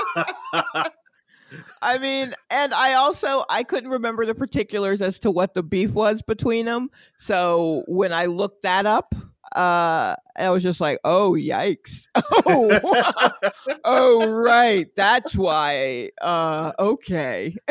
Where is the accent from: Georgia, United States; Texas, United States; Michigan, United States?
Georgia, United States; Atlanta; I am from Atlanta